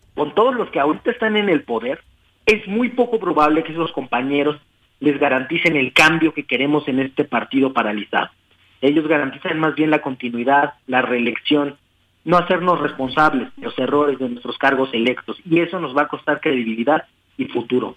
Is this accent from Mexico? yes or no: yes; Mexico City, Mexico; also born or lived in Oaxaca; soy un oaxaqueño nacido en Iztapalapa